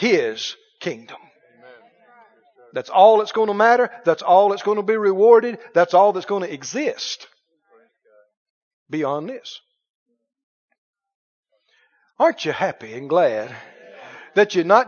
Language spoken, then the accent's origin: English; United States; I'm an American.